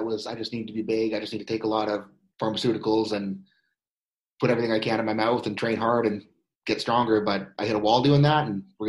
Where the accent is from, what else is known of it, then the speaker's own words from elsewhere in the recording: Airdrie, Alberta, Canada; moved away as an adult; now in Port Orange, United States; as you know, and I'm originally from Airdrie, Alberta, Canada. We moved down here to Port Orange, Florida